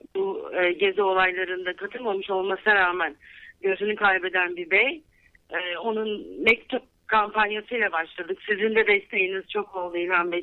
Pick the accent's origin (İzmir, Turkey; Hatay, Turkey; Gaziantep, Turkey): İzmir, Turkey; moved away as an adult; also born or lived in Ankara, Turkey; now in Los Angeles, United States; Ben 1970 yılında İzmir'de doğdum. Sonra üniversite için Ankara'ya gittim.